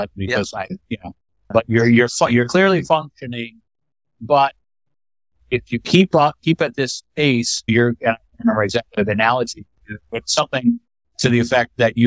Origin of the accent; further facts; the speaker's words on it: Michigan, United States; I grew up north in the country. My dad was an executive at Gerber Products Company